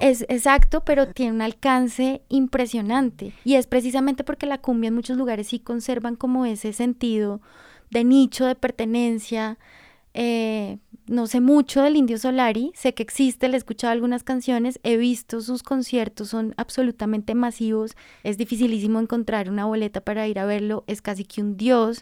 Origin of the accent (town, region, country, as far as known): Colombia